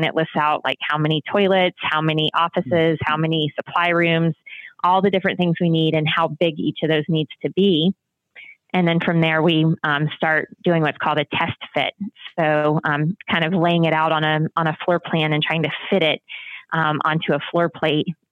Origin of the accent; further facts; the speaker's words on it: the South, United States; I'm from the South myself